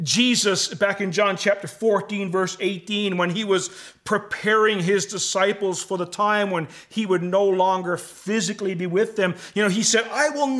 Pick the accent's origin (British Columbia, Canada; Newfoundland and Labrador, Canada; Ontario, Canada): Newfoundland and Labrador, Canada; moved away; I come from the East Coast and come from Newfoundland